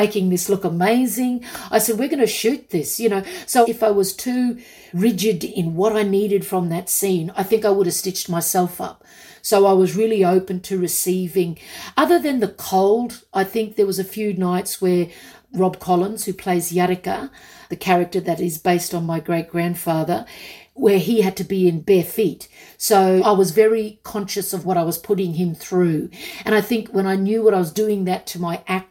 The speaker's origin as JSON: {"language": "English", "country": "Australia", "tie": "born or raised there", "said": "I grew up on Westerns because in my small country town, we only had two channels."}